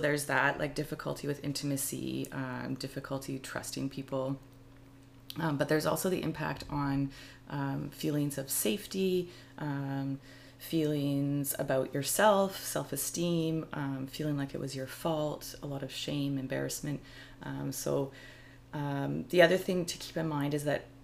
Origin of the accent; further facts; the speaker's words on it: Calgary, Alberta, Canada; moved away as an adult; also born or lived in Montreal; growing up, from the age of 15 to probably 19 when I moved away from Calgary